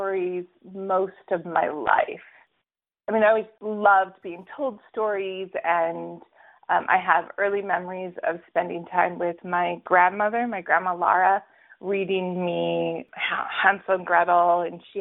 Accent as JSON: {"language": "English", "country": "United States", "tie": "born or raised there", "also_born_or_lived": "Utah", "moved": "yes", "lives_now": "Brooklyn, New York, United States", "said": "I was raised in Colorado and Alaska"}